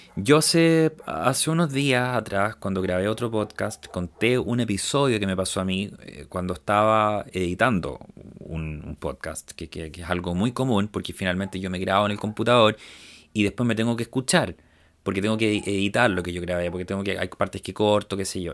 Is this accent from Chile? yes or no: yes; Chile; nosotros como chilenos también hemos tenido que vivir este cambio cuando yo era pequeño